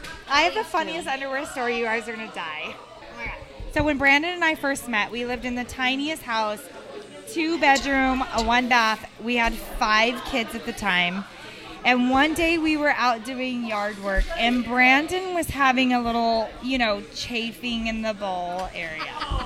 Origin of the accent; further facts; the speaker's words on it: Australia; I'm Australian.